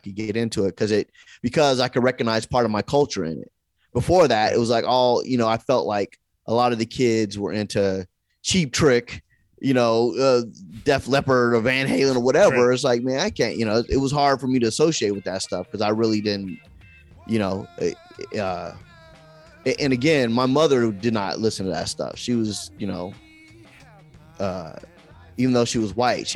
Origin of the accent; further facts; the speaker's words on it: Long Beach, California, United States; in my growing up in Long Beach, I went to Long Beach Hughes junior high school